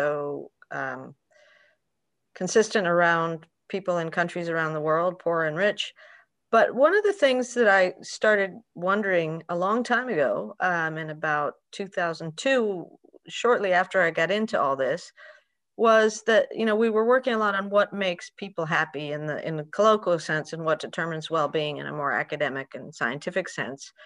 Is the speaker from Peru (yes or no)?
yes; Peru; moved away; also born or lived in United States; I grew up in Peru, between Peru and the US.